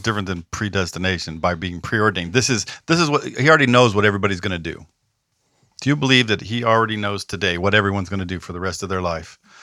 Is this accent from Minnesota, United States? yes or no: no; Southern California, United States; now in the South, United States; I'm from California and Southern California and I live in the South